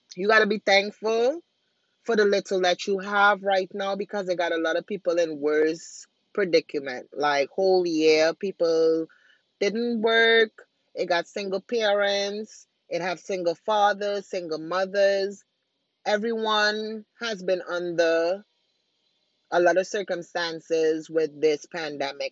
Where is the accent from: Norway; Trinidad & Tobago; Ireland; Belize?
Trinidad & Tobago; moved away; I'm originally from Trinidad